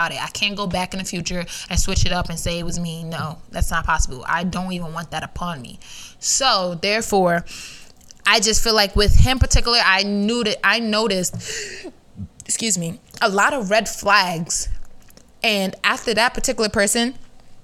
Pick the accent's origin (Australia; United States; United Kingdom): United States; New York City, New York; I'm from New York. Stop playing with me. New York City on top of that. Queens? Heavy on it